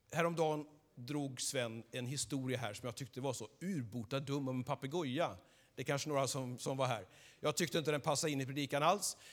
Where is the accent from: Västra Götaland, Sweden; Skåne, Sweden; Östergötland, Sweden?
Västra Götaland, Sweden; Skövde; jag är född här i Skövde, uppvuxen här.